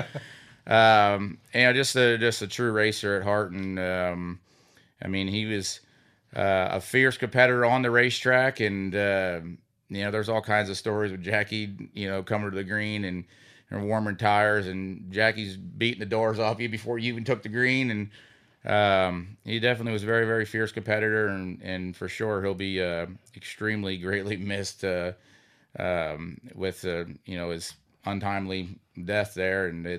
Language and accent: English; Sinking Spring, Pennsylvania, United States; Yeah, I'm originally from Sinking Spring, Pennsylvania, and grew up in kind of somewhat of a racing family.